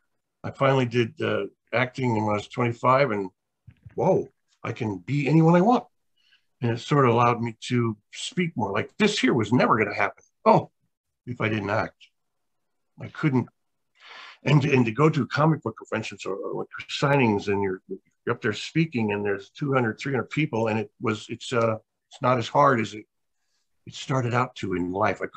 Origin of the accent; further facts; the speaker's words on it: Los Angeles, California, United States; also born or lived in Alabama; I grew up in downtown Hollywood